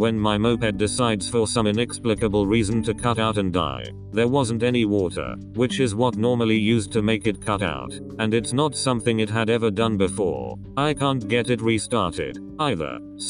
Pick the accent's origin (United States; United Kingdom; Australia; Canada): United Kingdom; England; I grew up in England in a place that's about as rural as it gets there.